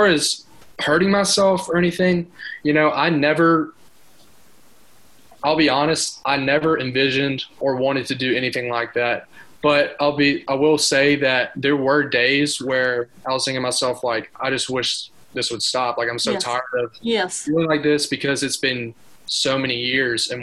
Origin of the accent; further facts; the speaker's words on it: Mountain Brook, Alabama, United States; I'm from Mountain Brook, Alabama, so inside of Birmingham. So grew up not too far from here